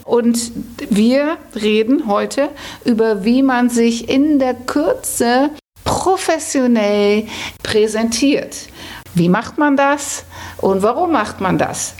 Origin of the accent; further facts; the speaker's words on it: Netherlands; ich bin ja Holländer